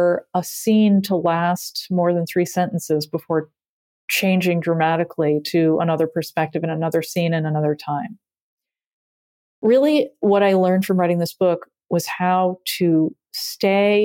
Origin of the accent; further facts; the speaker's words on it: Massachusetts, United States; growing up in Massachusetts, having fun and being cold simultaneously